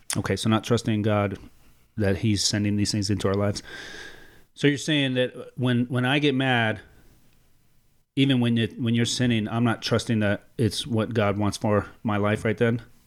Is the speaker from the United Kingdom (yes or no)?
no; Mexico; I am from Mexico